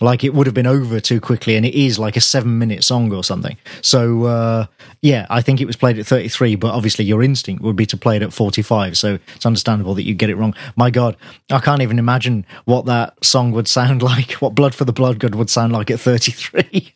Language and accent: English; Birmingham, West Midlands, United Kingdom; born or raised there